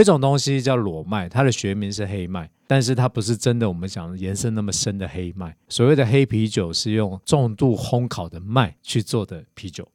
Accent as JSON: {"language": "Chinese", "country": "Taiwan", "said": "我们台湾人喜欢吃甜"}